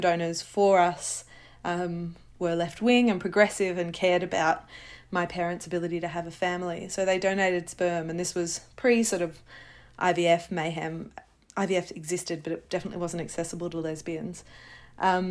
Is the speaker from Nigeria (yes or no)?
no; London, United Kingdom; I was born in London to two mothers, Louise and Teresa.